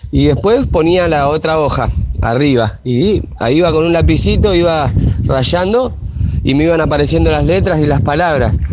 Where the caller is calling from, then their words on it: Merlo, Buenos Aires Province, Argentina; de Merlo.